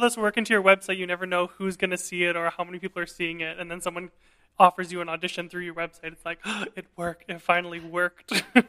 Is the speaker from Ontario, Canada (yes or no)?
no; Vancouver, British Columbia, Canada; moved away as an adult; also born or lived in Montreal, Canada; now in Berlin, Germany; I'm a Chinese-Canadian tenor. and I'm originally from Vancouver, British Columbia.